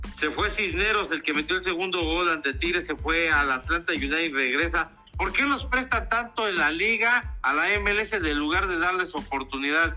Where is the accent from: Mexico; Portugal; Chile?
Mexico; nosotros en México